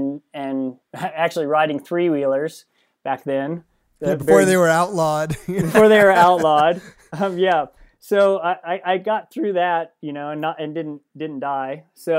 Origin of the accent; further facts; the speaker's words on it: Missouri, United States; Well, if I start at the beginning, I grew up in Missouri on a farm, big commercial farm, 700-acre farm.